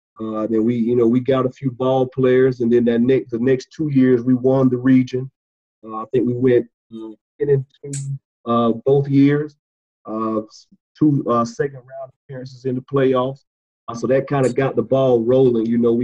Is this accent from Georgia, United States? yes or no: yes; Dublin, Georgia, United States; also born or lived in Clinton, South Carolina; I'm originally from Dublin, Georgia, middle Georgia area, right below Macon, about 35 minutes from the Macon, Georgia area.